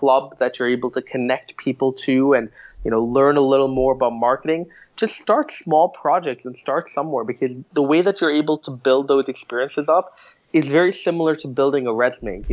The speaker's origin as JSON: {"language": "English", "country": "Singapore", "tie": "born or raised there", "moved": "yes", "lives_now": "Canada", "said": "I was born in Singapore in a cutthroat environment, a competitive environment"}